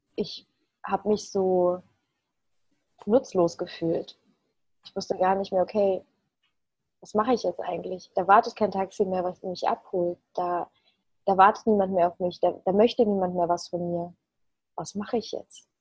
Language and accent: German; Leverkusen, North Rhine-Westphalia, Germany; also born or lived in Ukraine; in Leverkusen Obladen, da wo ich herkomme